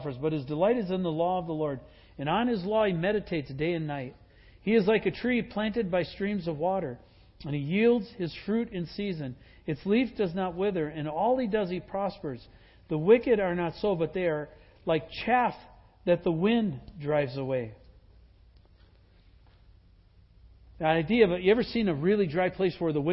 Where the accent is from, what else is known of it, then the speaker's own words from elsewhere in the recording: Wisconsin, United States; moved away; I grew up in Wisconsin.